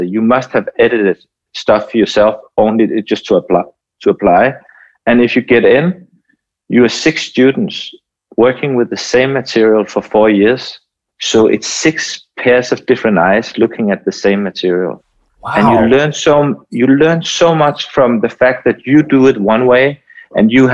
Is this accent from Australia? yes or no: no; Denmark; I'm from Denmark